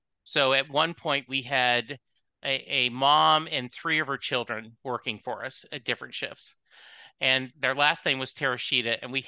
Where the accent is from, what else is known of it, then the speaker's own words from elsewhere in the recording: Southern United States, United States; I was raised in the South.